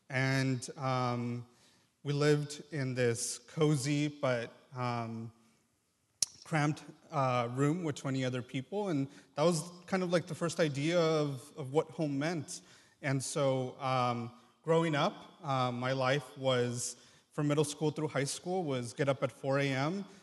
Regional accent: Mexico; first language Triqui; English is a second language; My native language is called Triqui because I'm indigenous Mexican, actually.

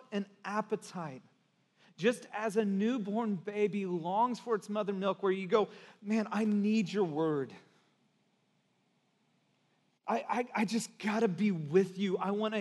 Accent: Santa Cruz, California, United States; also born or lived in Texas; I'm from Texas, I'm kind of, I was born there, but I grew up in Santa Cruz

